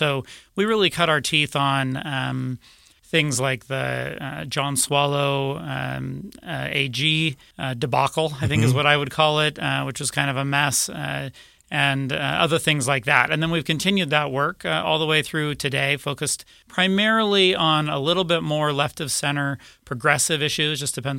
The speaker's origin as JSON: {"language": "English", "region": "Utah", "country": "United States", "tie": "born or raised there", "said": "Yeah, so I was born and raised here in Utah, went to high school here, college here."}